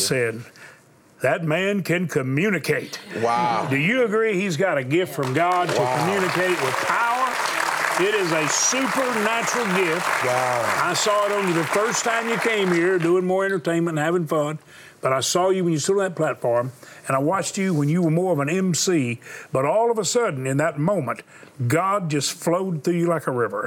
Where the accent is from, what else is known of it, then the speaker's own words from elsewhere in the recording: Houston, Texas, United States; I was born in Houston